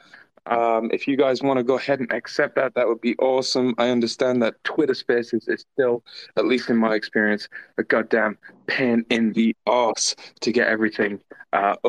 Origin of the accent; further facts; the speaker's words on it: England, United Kingdom; accent: English; That's my English accent.